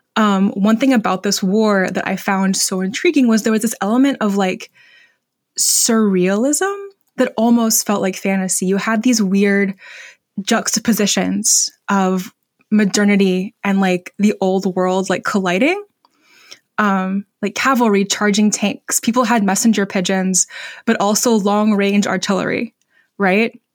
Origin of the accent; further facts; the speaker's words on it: Vermont, United States; my home state of Vermont